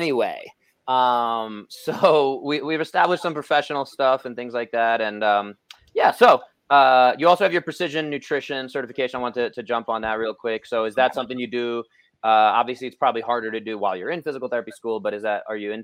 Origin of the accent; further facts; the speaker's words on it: New York, United States; I'm a New Yorker. I'm loud and I'm brash.